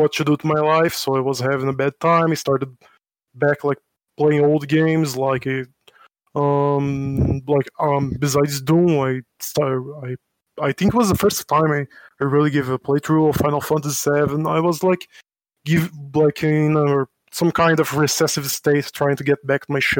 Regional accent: São Paulo, Brazil; English is a second language; I am from Brazil. I live in São Paulo, and that's my hometown

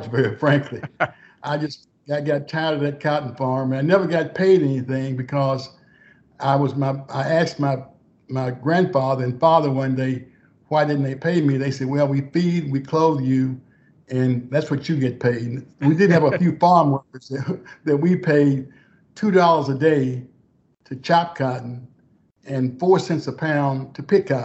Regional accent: Texarkana, Arkansas, United States; moved away as an adult; was born in Texarkana, Arkansas, on a farm that my great grandfather bought for about nine dollars and ninety cents an acre, a 300, 300 acre farm. And uh, I grew up on that farm.

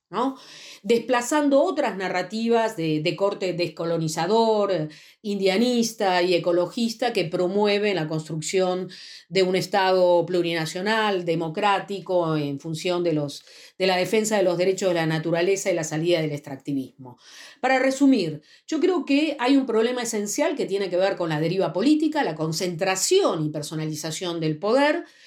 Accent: Argentina; yo soy eh, investigadora y socióloga de la Argentina, trabajo en el Centro Nacional de Investigaciones Científicas de mi país

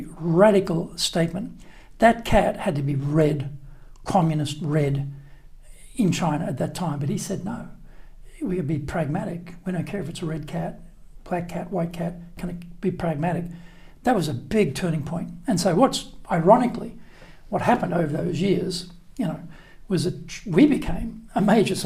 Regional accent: Brisbane, Queensland, Australia; moved away as an adult; also born or lived in Isisford, Australia / Osaka, Japan / Nagoya, Japan; now in Tokyo, Japan; Brisbane, my hometown

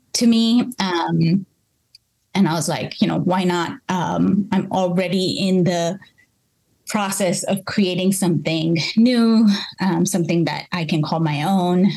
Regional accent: Bangalore, Karnataka, India; moved away as an adult; now in Berkeley, United States; I grew up in Bangalore, which is the coffee capital uh, of India. And my home state, Karnataka

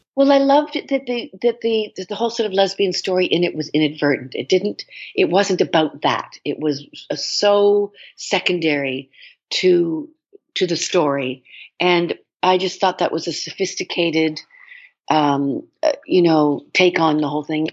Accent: Toronto, Ontario, Canada; I grew up in Toronto

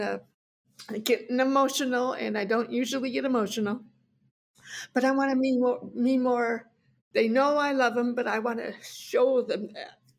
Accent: Chicago, Illinois, United States; I grew up in Chicago

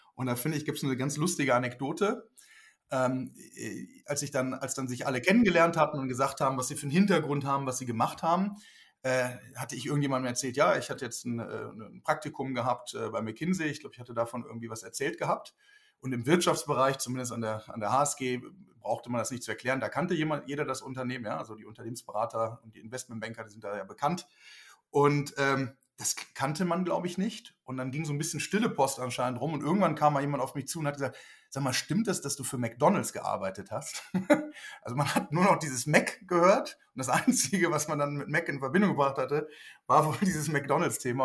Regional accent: Lüneburg Heath, Lower Saxony, Germany; moved away as an adult; also born or lived in Switzerland; now in Berlin, Germany; bin ja aufgewachsen kurz vor Hamburg in der Lüneburger Heide

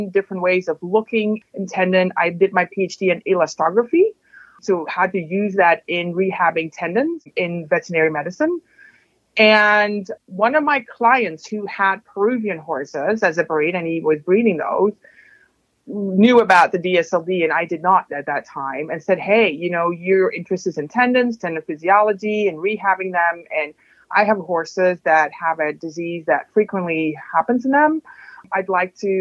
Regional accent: Netherlands; moved away as an adult; also born or lived in Utrecht, Netherlands / Mississippi, United States / Indiana, United States; now in Madison, United States; I am Dutch, so I grew up in the Netherlands

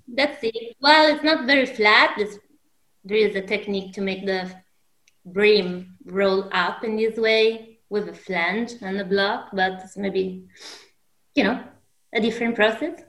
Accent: Alessandria, Piedmont, Italy; I'm originally from Alessandria

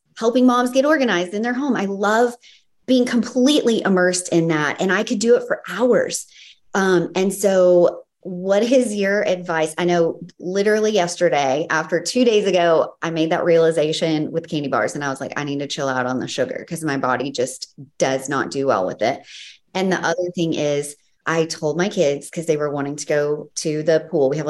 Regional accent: the South, United States; I'm from the South.

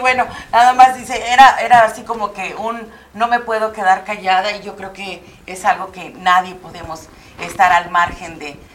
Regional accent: Mexico; Como mexicana

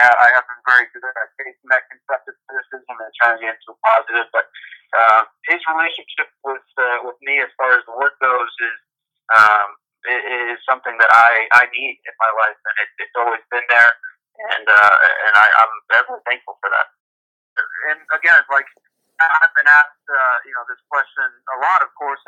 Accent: Connecticut, United States; moved away as an adult; I grew up in Connecticut

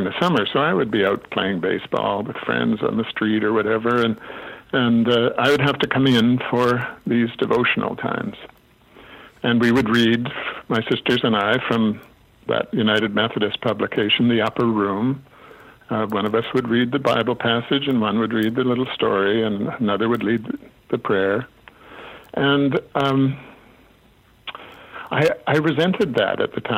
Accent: Alberta, Canada; When we were children growing up in Alberta, my dad was a minister

